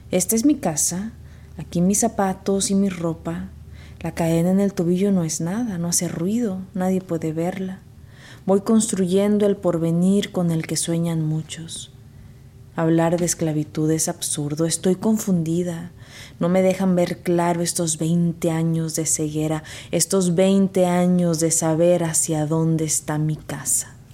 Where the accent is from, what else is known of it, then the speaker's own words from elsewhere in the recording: Veracruz, Mexico; also born or lived in Texas; now in United States; soy originaria de Veracruz, México. Me considero una escritora fronteriza porque desde que emigré a Estados Unidos viví en la frontera de Texas